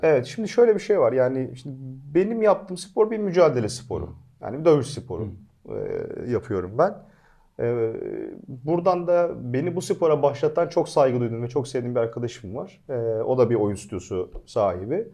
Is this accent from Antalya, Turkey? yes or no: yes; Antalya, Turkey; moved away as an adult; also born or lived in Ankara; Antalya'dan ben hani ortaokul, e, ilkokul, ortaokul, lise hiç vasıta kullanmadım. yürüyerek gelip gittim.